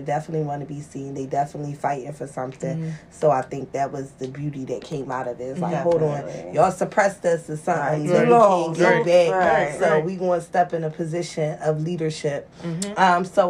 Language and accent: English; Philadelphia, Pennsylvania, United States; Going to give you a little side of, I'm from Logan, mm-hmm. or I'm from North.